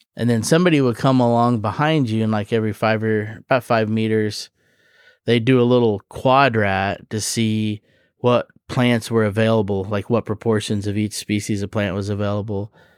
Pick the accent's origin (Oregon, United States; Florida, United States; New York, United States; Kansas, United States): Kansas, United States; I grew up in Kansas